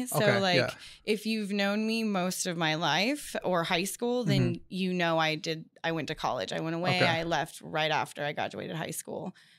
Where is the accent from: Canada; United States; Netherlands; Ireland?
United States; Bakersfield, California; I'm 33, almost 34. I was born and raised here in Bakersfield.